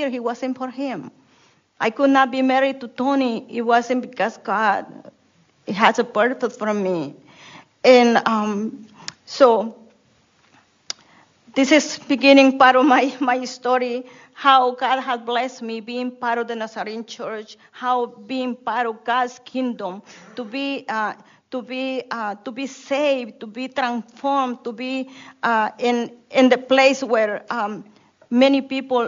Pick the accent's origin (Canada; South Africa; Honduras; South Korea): Honduras; English is a second language; now in United States; when I was in Honduras, I didn't speak English when I came to the States, and I still have broken English